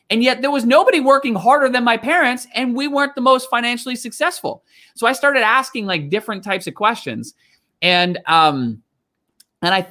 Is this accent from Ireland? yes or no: no; Canada; also born or lived in Gravesend, Kent, England; I was born in Gravesend, Kent, and lived there till I was six years old. And, and then you traveled to, to Canada? Yeah, then my family, we moved to Canada.